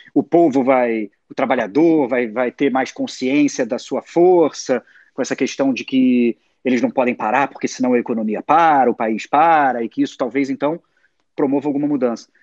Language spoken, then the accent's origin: Portuguese; Rio de Janeiro, Brazil; cresci numa família assim, cresci, sou de Zona Sul do Rio de Janeiro